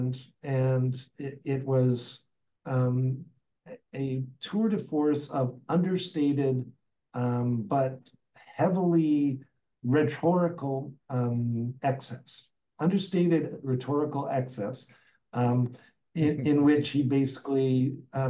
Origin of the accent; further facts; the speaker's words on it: Alberta, Canada; moved away; I grew up in Alberta